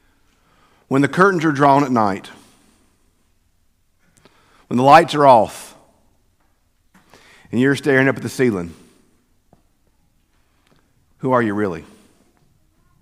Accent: Southern United States, United States; also born or lived in Mississippi; that's Southerners, y'all. That's what we do.

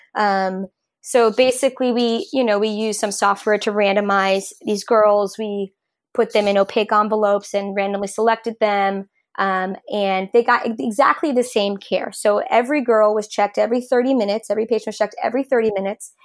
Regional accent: New York, United States; moved away as an adult; also born or lived in Rhode Island / Oakland; I'm originally from New York

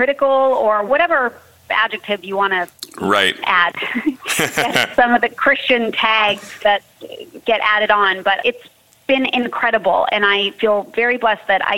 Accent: Southern California, United States; I'm born and raised in Southern California

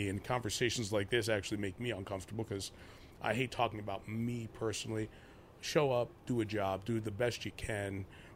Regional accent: New York City, New York, United States; Grew up in Queens, New York, not too far from Shea Stadium.

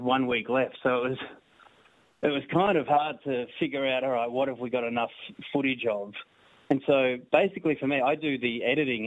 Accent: Sale, Victoria, Australia; now in Melbourne, Australia; I grew up in Sale, a country town in Victoria

